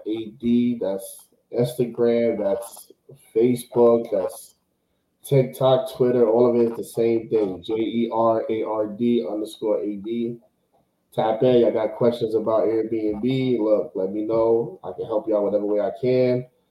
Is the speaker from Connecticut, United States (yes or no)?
no; New York, United States; I'm from New York.